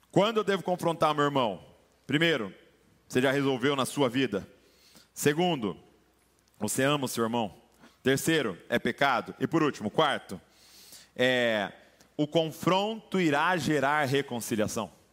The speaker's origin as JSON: {"language": "Portuguese", "country": "Brazil"}